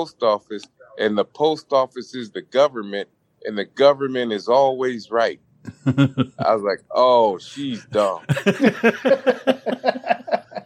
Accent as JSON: {"language": "English", "town": "Clarksville", "region": "Tennessee", "country": "United States", "tie": "born or raised there", "also_born_or_lived": "Louisville, Kentucky", "moved": "yes", "said": "I grew up in Clarksville, Tennessee, which is right next to the Kentucky state line"}